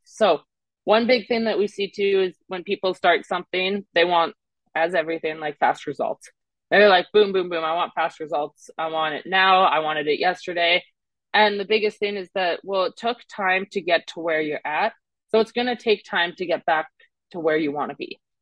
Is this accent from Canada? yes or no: yes; Canada; accent: Canadian; also born or lived in Mississippi; now in Scottsdale, United States; I'm originally from Canada